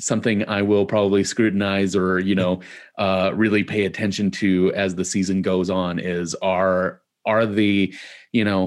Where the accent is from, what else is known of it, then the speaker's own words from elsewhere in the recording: Midwest, United States; growing up in the Midwest